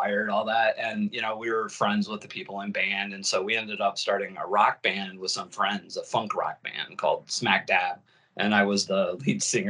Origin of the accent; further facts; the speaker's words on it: Fort Wayne, Indiana, United States; moved away as an adult; I was born in Fort Wayne, Indiana